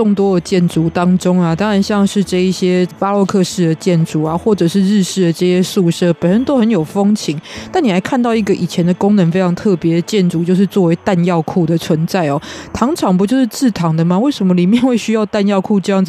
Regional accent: Kaohsiung, Taiwan; 因为我们是高雄人嘛。

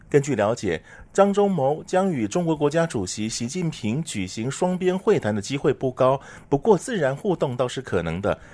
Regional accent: Taiwan; 像我们台湾人喜欢吃什么麻油鸡啊、姜母鸭、羊肉炉，要炖排骨等等这些补品

